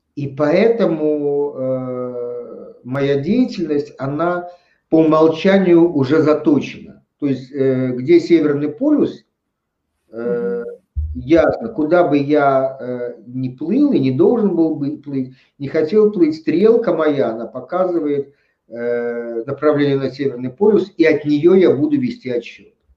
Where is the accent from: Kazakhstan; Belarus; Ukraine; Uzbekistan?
Uzbekistan; Tashkent; я родился в Узбекистане, в Советском Союзе, в Ташкенте